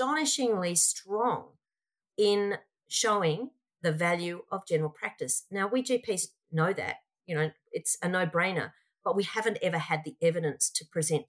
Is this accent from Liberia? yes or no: no; Australia; I'm most proud of being Australian